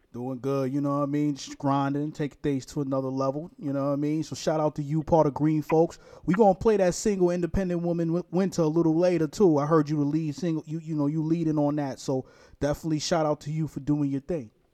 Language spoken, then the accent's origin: English; New York City, New York, United States; I'm from Brooklyn, New York